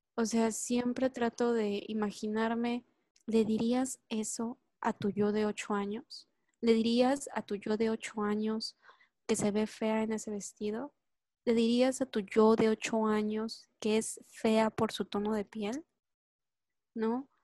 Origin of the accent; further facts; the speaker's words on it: Mexico; yo pertenecía a Latinoamérica, era, era latinoamericana, era mexicana